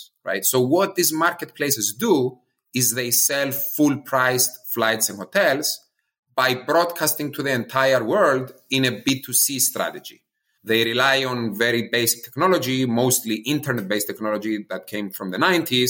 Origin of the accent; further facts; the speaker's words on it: Cyprus; now in United States; I'm originally from Cyprus, an island close to Greece in the eastern corner of Europe.